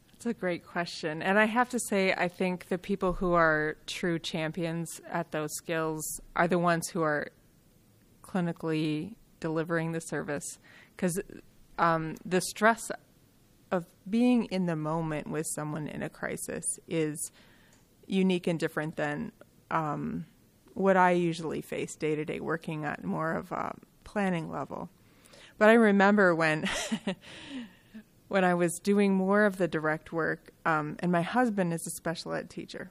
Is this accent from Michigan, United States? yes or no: yes; Kalamazoo, Michigan, United States; I grew up in Kalamazoo, Michigan